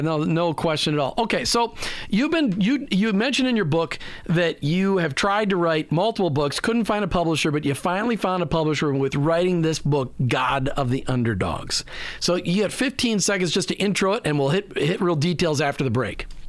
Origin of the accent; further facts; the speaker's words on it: Minnesota, United States; growing up in Minnesota